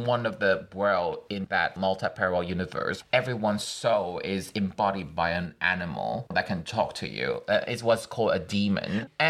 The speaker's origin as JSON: {"language": "English", "country": "Taiwan", "second_language": "English", "moved": "yes", "lives_now": "United Kingdom", "said": "I'm Taiwanese. I speak with different accents."}